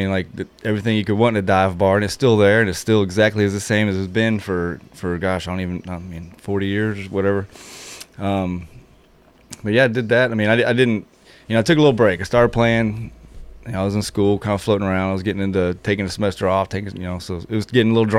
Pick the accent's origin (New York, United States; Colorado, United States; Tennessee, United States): Tennessee, United States; Murfreesboro; also born or lived in St. Louis, Missouri; But I've been a Murfreesboro resident for the majority of my life. I guess we moved here in 88 from St. Louis.